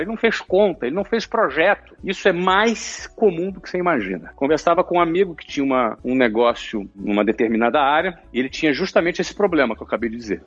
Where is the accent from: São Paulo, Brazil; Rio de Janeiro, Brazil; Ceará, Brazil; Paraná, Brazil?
Rio de Janeiro, Brazil; como bom brasileiro e carioca